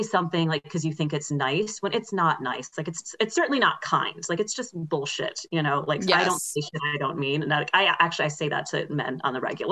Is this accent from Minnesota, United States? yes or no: no; Syracuse, New York, United States; moved away as an adult; also born or lived in Manhattan, New York / Israel; now in Los Angeles, United States; I'm from New York originally. I grew up upstate in Syracuse in the frozen wasteland.